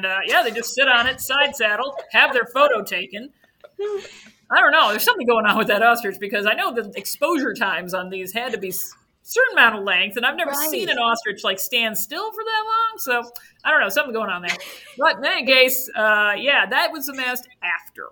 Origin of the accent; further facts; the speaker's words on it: Kalamazoo, Michigan, United States; now in Evanston, United States; I grew up in Kalamazoo